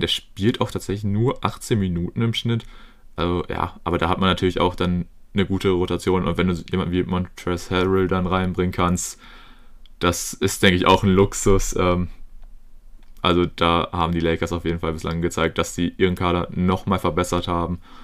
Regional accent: Germany; als Deutscher

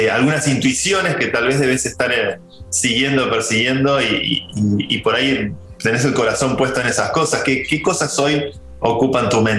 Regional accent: Argentina; Somos, argentinos, pero bueno

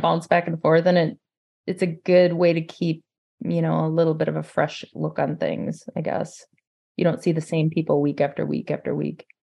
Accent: Forest Lake, Minnesota, United States; I'm from Forest Lake, Minnesota.

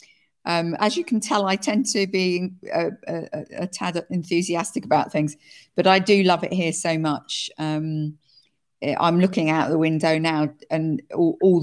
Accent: United Kingdom; now in France; I'm British and French

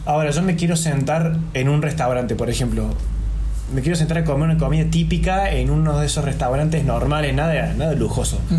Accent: Argentina; nosotros somos argentinos

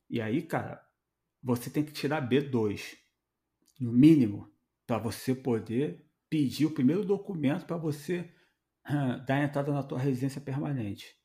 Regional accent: Brazil; Irmão, a gente vem do Brasil e é um país que a gente só fala português.

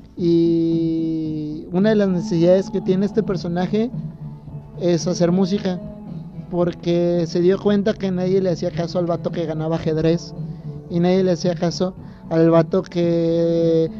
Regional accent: Morelia, Michoacán, Mexico; como decimos en Morelia

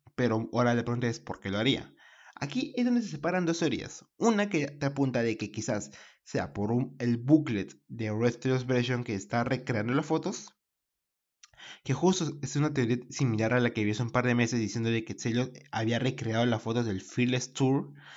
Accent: Peru; yo soy de Perú.

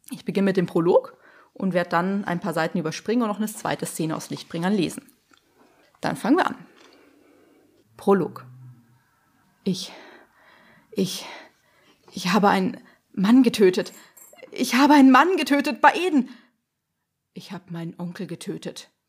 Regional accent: Munich, Bavaria, Germany; Ich komme aus München, ich bin 29 Jahre alt

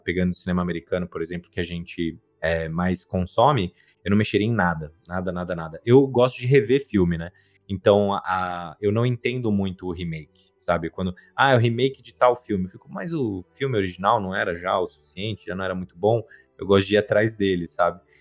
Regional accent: Brazil; eu sou brasileiro isso é uma coisa que eu nunca vou deixar de ser

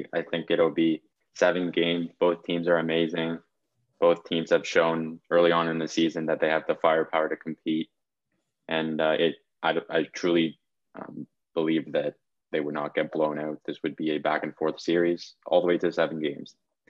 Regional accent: Toronto, Ontario, Canada; I've got to show my love for my hometown team and pick the Leafs in 7.

